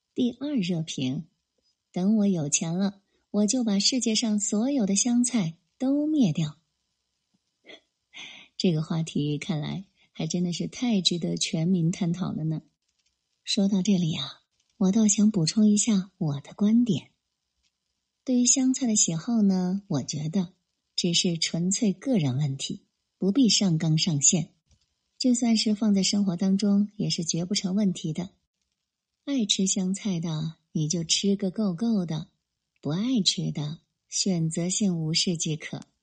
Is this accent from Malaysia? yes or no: no; Hubei, China; 从小在湖北部队生长的我